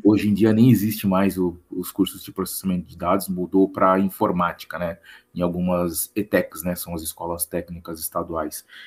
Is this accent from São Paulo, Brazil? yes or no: yes; São Paulo, Brazil; quitanda do bairro que eu nasci, né? Sou da Moca